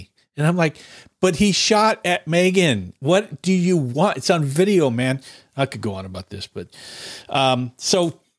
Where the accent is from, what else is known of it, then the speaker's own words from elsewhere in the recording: California, United States; I came from California, and this is like blowing me away.